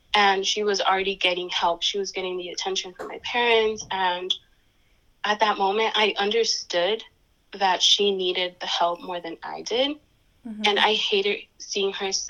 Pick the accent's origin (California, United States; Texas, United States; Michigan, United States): California, United States; Santa Ana; I grew up in Santa Ana, California, which is in SoCal